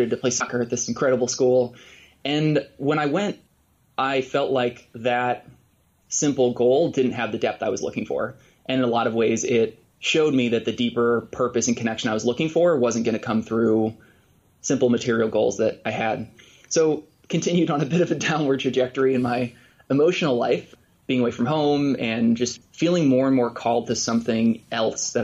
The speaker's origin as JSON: {"language": "English", "area": "Bay Area", "region": "California", "country": "United States", "tie": "born or raised there", "also_born_or_lived": "Brooklyn, New York", "moved": "yes", "lives_now": "Bellingham, United States", "said": "I grew up in the Bay Area"}